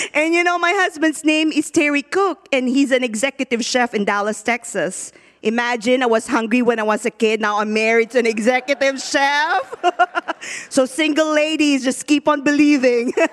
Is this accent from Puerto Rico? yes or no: no; Philippines; born or raised there; now in United States